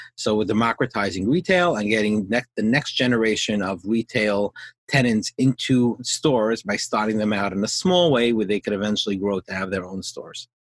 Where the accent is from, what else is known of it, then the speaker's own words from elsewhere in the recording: New York, United States; growing up in New York